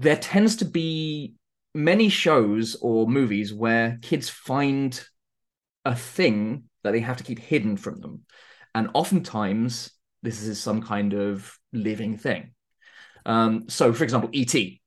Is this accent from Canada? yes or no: no; Surrey, South East England, United Kingdom; I'm from the U K. I grew up in Surrey, which isn't, isn't Norfolk.